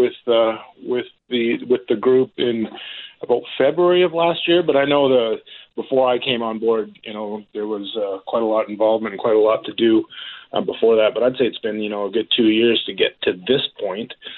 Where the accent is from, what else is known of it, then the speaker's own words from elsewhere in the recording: Consort, Alberta, Canada; also born or lived in Penticton; now in Sylvan Lake, Canada; Graham Chetzel, him and I grew up together out in Consort.